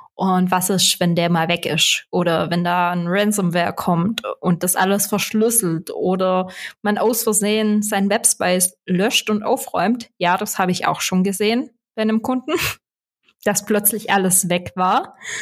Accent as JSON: {"language": "German", "region": "Swabia", "country": "Germany", "accent": "Swabian", "said": "dann verstehst du auch meinen schwäbischen Akzent"}